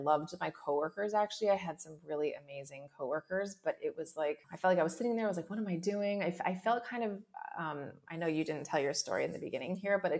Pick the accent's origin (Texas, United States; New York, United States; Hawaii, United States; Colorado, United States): Hawaii, United States; I grew up in Hawaii.